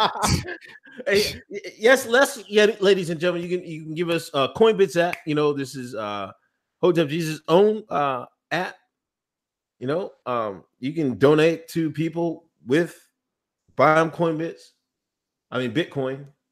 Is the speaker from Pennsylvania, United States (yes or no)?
yes; Pennsylvania, United States; born or raised there